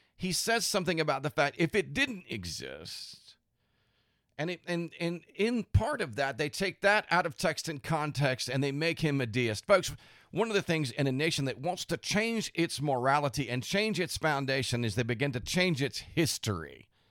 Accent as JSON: {"language": "English", "country": "United States", "said": "as American Christians"}